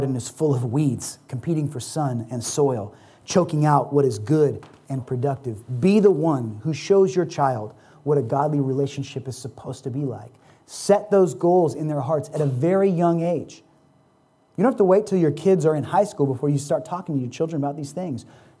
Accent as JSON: {"language": "English", "country": "United States", "said": "As American Christians"}